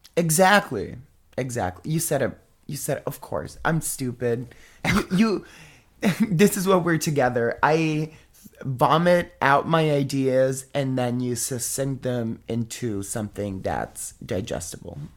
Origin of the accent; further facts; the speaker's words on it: Italy; I'm from Italy